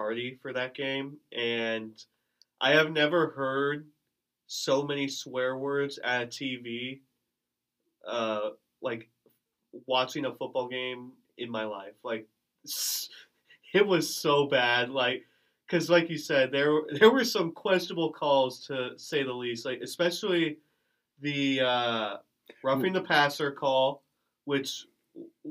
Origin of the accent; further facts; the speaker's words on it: Omaha, Nebraska, United States; I grew up in Omaha